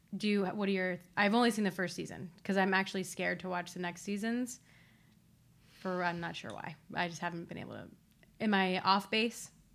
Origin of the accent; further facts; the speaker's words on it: Ohio, United States; I'm also from Ohio